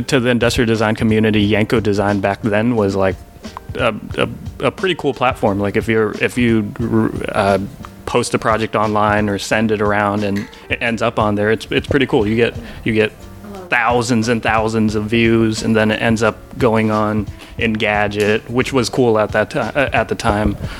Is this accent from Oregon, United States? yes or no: yes; Portland, Oregon, United States; we grew up in Portland